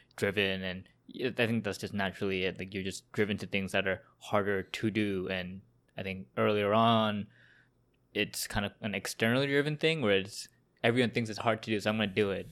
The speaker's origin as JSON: {"language": "English", "town": "Vancouver", "region": "British Columbia", "country": "Canada", "tie": "born or raised there", "moved": "yes", "lives_now": "Toronto, Canada", "said": "I'm from Vancouver and Sagar here is also from Vancouver and we also went to same high school"}